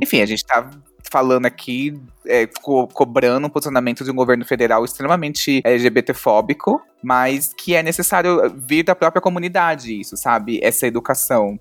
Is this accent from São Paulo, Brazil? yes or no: yes; São Paulo, Brazil; eu sou de São Paulo